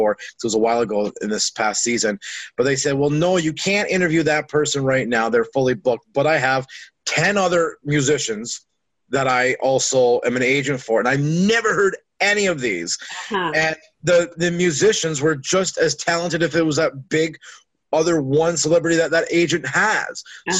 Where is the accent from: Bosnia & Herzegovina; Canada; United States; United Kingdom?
Canada; I'm losing Canadian listeners now because I'm still Canadian and that stuff there.